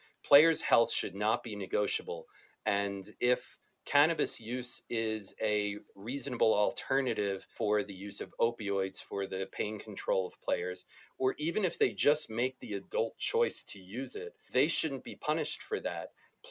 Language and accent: English; New Jersey, United States; New Jersey, my home state, is likely to change soon.